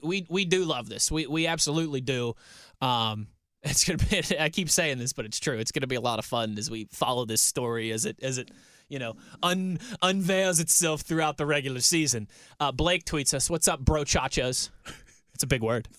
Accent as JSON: {"language": "English", "town": "Pittsburgh", "region": "Pennsylvania", "country": "United States", "tie": "born or raised there", "said": "I grew up in Pittsburgh."}